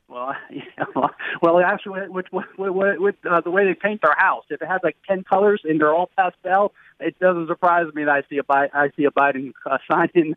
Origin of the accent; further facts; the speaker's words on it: New Jersey, United States; moved away; I'm originally from New Jersey